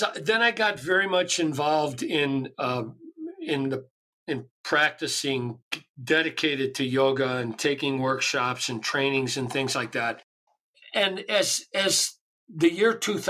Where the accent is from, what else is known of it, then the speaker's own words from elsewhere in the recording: Chicago, Illinois, United States; I grew up in Chicago